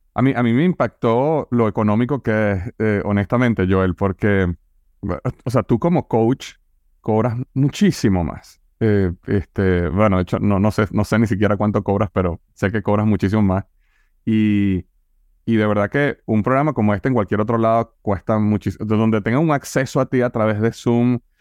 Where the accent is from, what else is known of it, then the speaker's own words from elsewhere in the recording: Venezuela; now in United States; Yo vengo de Venezuela